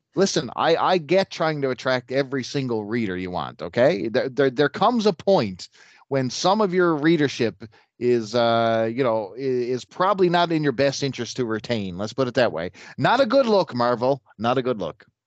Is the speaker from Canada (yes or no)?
yes; Canada; I hail from the Great White North here in Canada